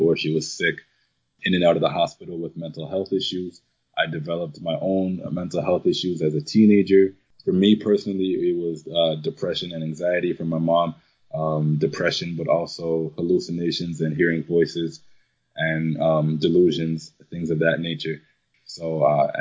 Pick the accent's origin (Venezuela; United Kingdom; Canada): Canada; Toronto, Ontario; also born or lived in Jamaica; I was born in Jamaica, but raised here in Toronto, probably from the age of about 3 years old.